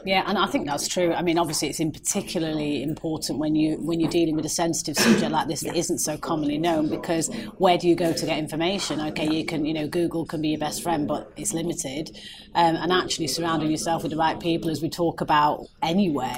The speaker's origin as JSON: {"language": "English", "town": "Manchester", "region": "North West England", "country": "United Kingdom", "said": "I'm a Mancunian"}